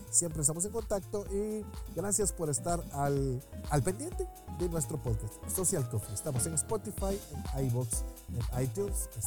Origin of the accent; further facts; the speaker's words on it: Guatemala